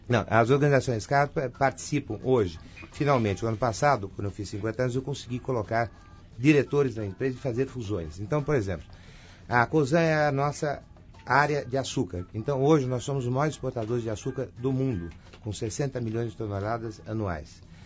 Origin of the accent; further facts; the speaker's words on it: Brazil; eu sou brasileiro